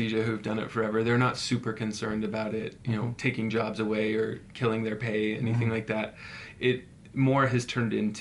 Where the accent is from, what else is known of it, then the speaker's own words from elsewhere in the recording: Utah, United States; We're from Utah. You know, Utah is comfortable